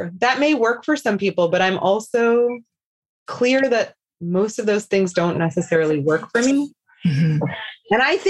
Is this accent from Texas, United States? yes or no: yes; Houston, Texas, United States; Born and raised in Houston, Texas.